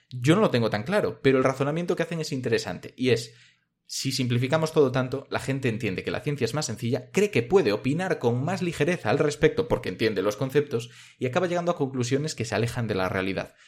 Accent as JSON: {"language": "Spanish", "region": "Galicia", "country": "Spain", "said": "yo soy gallego"}